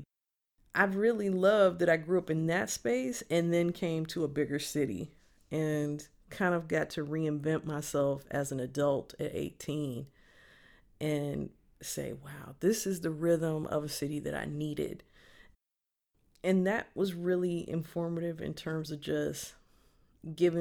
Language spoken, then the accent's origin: English; Kankakee, Illinois, United States; I grew up in Kankakee, Illinois, above my grandparents' tavern